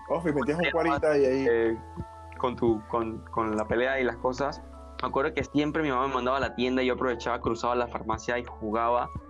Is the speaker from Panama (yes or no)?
yes; Panama; un recuerdo que puedo decir que marcó mi infancia, porque hablo aquí en Panamá, por lo menos había un área donde yo vivía que era bastante peligrosa